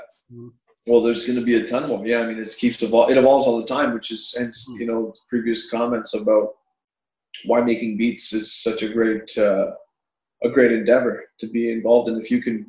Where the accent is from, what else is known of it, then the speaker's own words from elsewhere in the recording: South Carolina, United States; I grew up in South Carolina in like, you know, 1998 or something like that.